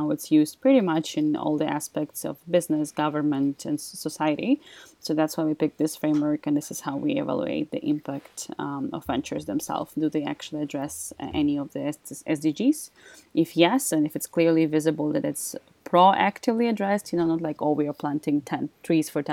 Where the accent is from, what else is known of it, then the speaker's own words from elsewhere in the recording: Ukraine; moved away as an adult; now in Austria; I'm originally from Ukraine, that's where I started